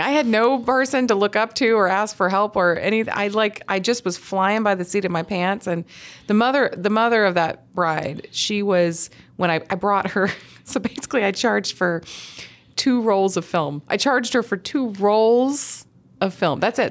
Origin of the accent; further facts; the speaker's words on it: Huntsville, Alabama, United States; I grew up in Huntsville, Alabama